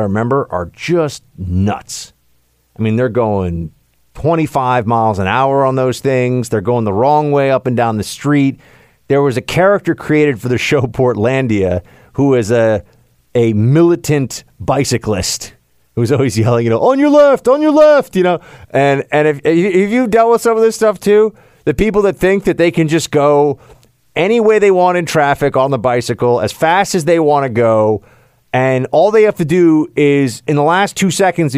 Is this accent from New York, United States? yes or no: yes; New York, United States; I'm a New Yorker